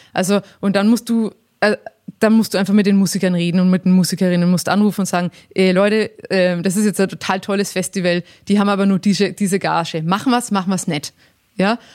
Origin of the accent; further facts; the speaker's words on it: Langenzenn, Bavaria, Germany; ich komme ja aus Langen, Zen